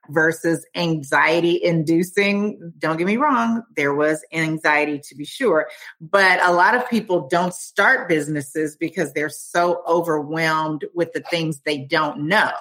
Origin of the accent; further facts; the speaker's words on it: Oakland, California, United States; moved away as an adult; also born or lived in Washington, District of Columbia, United States; now in Falls Church, United States; I'm originally from California, Oakland. I'm from Oakland, California.